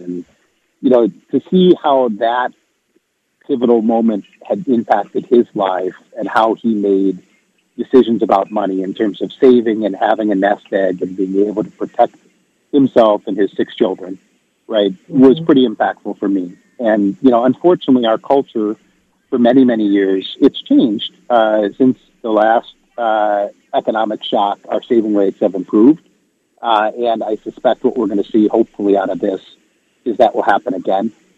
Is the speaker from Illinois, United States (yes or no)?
no; Wisconsin, United States; moved away; I'm from Wisconsin originally